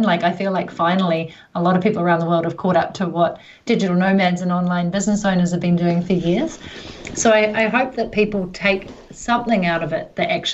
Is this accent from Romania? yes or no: no; New Zealand; down under, where I'm, New Zealand, Australia